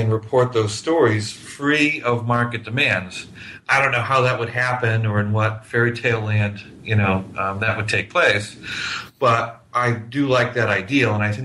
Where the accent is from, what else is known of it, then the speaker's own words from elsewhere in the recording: New Hampshire, United States; now in Miami, United States; I grew up in New Hampshire